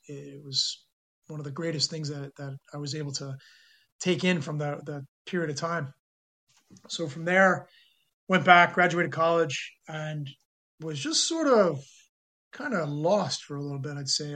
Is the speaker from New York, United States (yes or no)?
yes; New York City, New York, United States; also born or lived in San Francisco, California / northern New Jersey / Korea; I was born in San Francisco, California, but moved to New York when I was two and was raised there in the New York City area eh, in New York and then moved to northern New Jersey, about 10 minutes from Manhattan when I was 11